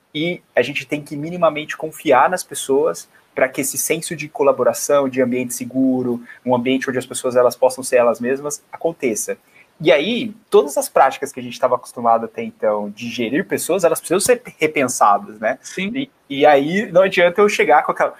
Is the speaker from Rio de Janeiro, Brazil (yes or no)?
no; Bauru, São Paulo, Brazil; moved away as an adult; now in São Paulo, Brazil; eu estou em São Paulo, mas eu sou natural do interior de Bauru, de, de, de do estado, então eu sou de Bauru